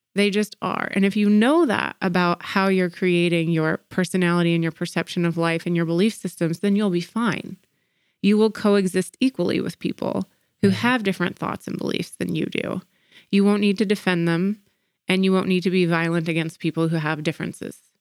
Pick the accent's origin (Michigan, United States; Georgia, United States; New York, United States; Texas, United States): Georgia, United States; Atlanta; growing up in Atlanta. Uh, Atlanta is a very segregated city, and our school systems are, are very segregated. And in the 90s when I was in elementary school